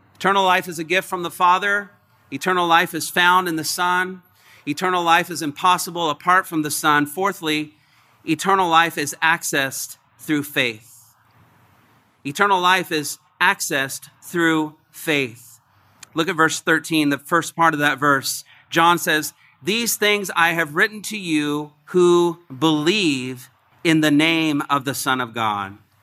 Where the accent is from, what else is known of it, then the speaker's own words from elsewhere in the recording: Indiana, United States; moved away; I'm from Indiana, the Great Midwest.